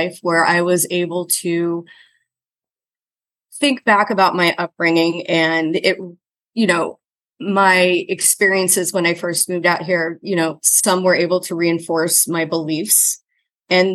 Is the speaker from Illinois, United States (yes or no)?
yes; Southern Illinois, United States; moved away as an adult; now in Washington, D.C., United States; I grew up in Southern Illinois. I was born and raised, and I went to school there.